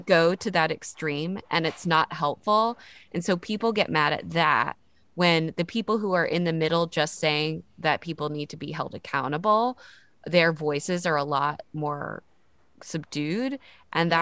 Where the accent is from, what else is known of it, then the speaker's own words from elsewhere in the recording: the South, United States; I grew up in the South